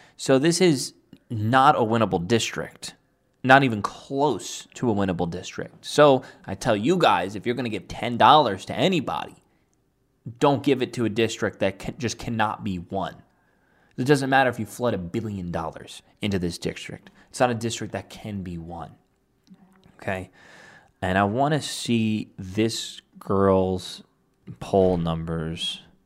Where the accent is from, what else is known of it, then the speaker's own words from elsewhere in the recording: New York City, New York, United States; my district, my hometown was the only borough, the only district out of all of New York City